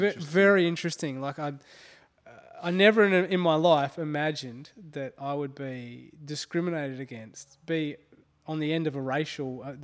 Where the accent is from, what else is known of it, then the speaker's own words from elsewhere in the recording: Australia; moved away; growing up in Australia, it was always drummed into me how bad racism was.